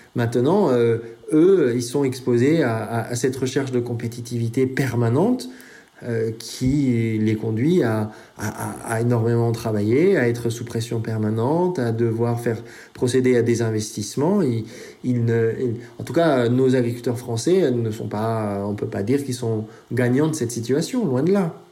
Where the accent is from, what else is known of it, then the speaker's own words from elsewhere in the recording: France; chez nous en France